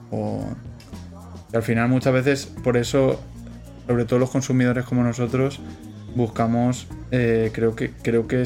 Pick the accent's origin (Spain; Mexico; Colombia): Spain; Toledo, Castilla-La Mancha; yo soy de Toledo